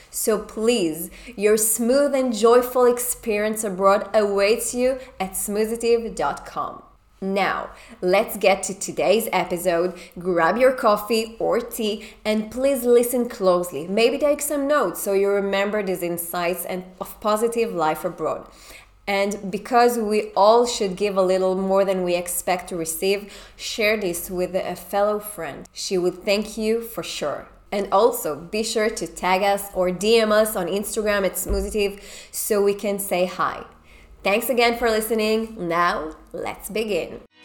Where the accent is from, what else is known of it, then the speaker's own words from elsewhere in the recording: Israel; moved away; I we come from Israel